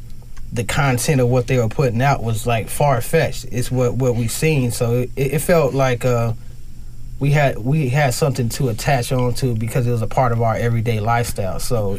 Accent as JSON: {"language": "English", "town": "Compton", "region": "California", "country": "United States", "tie": "born or raised there", "said": "where I grew up, I had white neighbors on both sides in the middle of Compton, growing up in Compton from day one."}